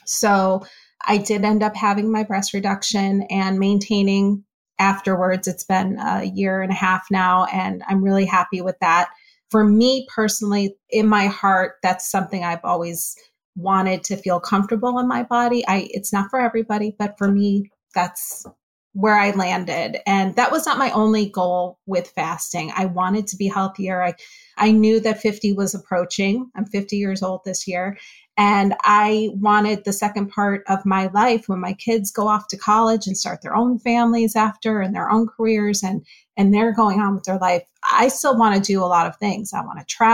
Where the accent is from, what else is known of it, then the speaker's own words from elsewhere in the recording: Northeast, United States; now in Florida, United States; I grew up in the Northeast